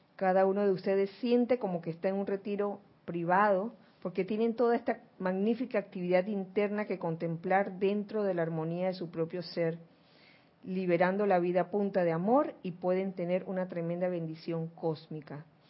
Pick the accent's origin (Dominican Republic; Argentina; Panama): Panama; yo nací en Panamá